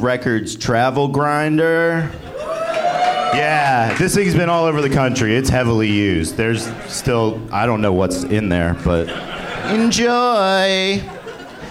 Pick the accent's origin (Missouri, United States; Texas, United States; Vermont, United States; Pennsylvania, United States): Pennsylvania, United States; Warminster; I grew up in Warminster, which is on the Pennsylvania side